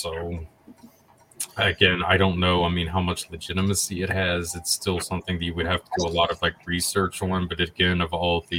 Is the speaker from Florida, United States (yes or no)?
yes; Daytona Beach, Florida, United States; I grew up in Daytona Beach